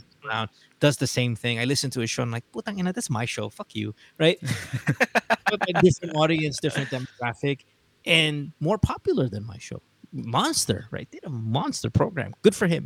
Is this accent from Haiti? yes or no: no; Central Luzon, Philippines; accent: Amboy; first language English; I grew up in Bulacan. I, I admit my Tagalog isn't the best. And that's because we spoke English at home.